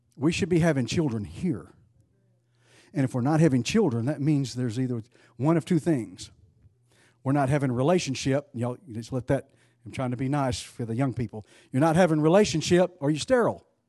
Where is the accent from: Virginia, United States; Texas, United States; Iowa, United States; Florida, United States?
Texas, United States; East; I grew up in East Texas